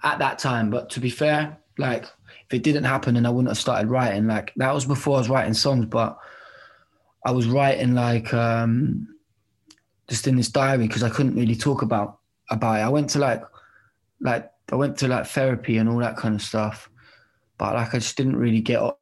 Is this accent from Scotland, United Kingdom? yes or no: no; Bedford, East of England, United Kingdom; I am from Bedford